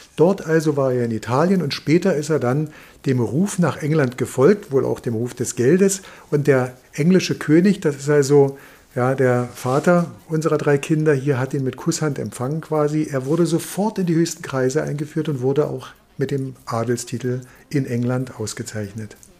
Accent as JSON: {"language": "German", "country": "Germany", "said": "bei uns in Deutschland"}